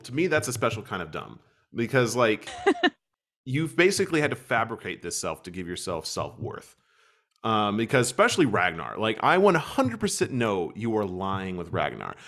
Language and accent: English; United States; moved away as an adult; also born or lived in Kentucky; now in Germany; as an American, as someone who clearly is American